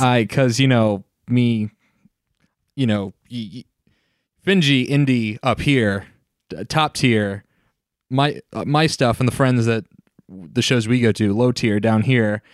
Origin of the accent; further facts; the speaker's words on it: Mid-Atlantic, United States; I'm from the Mid-Atlantic